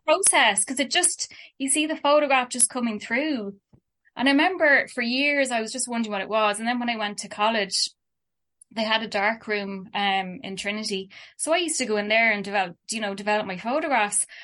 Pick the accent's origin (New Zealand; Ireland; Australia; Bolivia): Ireland; Dublin, Leinster; also born or lived in Kilkenny / Kerry; I was born in Dublin and lived here